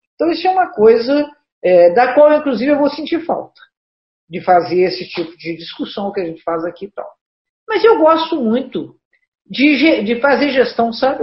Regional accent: Juiz de Fora, Minas Gerais, Brazil; nessa região que as pessoas brincam que nós somos cariocas do Brejo

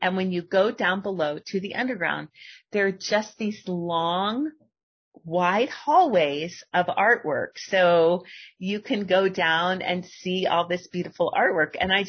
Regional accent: Florida, United States; if you're from the East, like I am, I'm from Florida

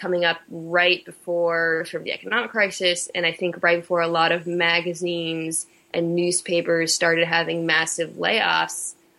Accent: Nebraska, United States; born there; my father was in the military, so I lived at a lot of places. I was born in Nebraska and Offutt Air Force Base

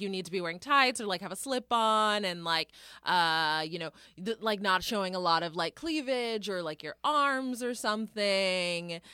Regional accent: Denton, Texas, United States; moved away; growing up in Denton

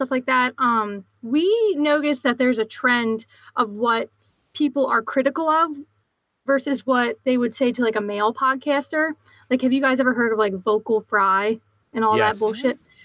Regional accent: Philadelphia, Pennsylvania, United States; accent: Philly; my Philly accent

